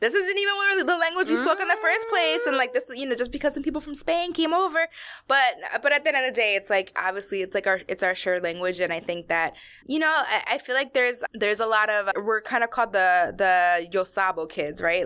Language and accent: English; outside of Baltimore, Maryland, United States; I grew up in Maryland. I grew up, like, you know, outside of Baltimore where there's not a lot of Latinos.